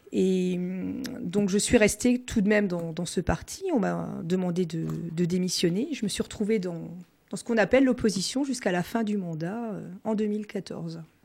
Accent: Colmar, Grand Est, France; first language Alsatian; French is a second language; moved away as an adult; now in Mulhouse, France; je suis colmarienne d'origine

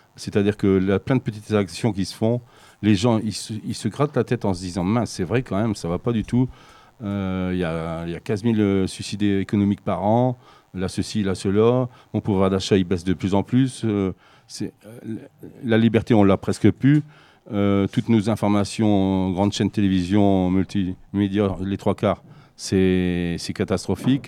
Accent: Ch'ti, Hauts-de-France, France; moved away as an adult; now in Marmande, France; je suis un ch'ti, donc ça fait 4 ans que je suis dans le sud-ouest

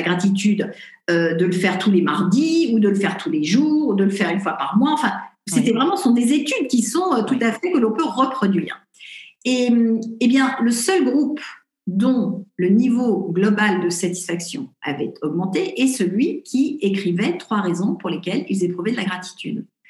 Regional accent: Paris, Île-de-France, France; moved away as an adult; also born or lived in Los Angeles; je suis parisienne

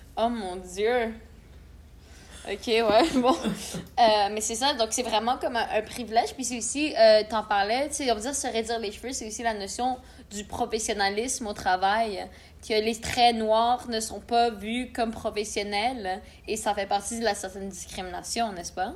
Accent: Canada; Je suis première génération euh, de, ben, qui est née au Canada

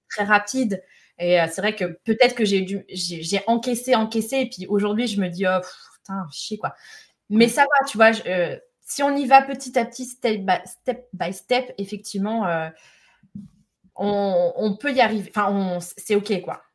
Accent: Lyon, Auvergne-Rhône-Alpes, France; je suis lyonnaise

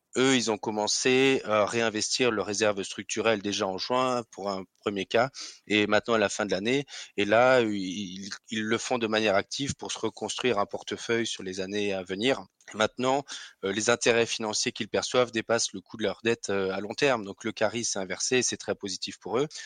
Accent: Alsace, Grand Est, France; accent: Alsatian; certains devineront à mon nom ou à mon accent que je suis alsacien

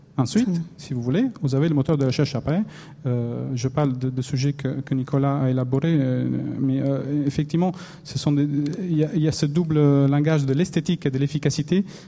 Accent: Italy; accent: Italian; French is a second language; moved away; mon accent italien

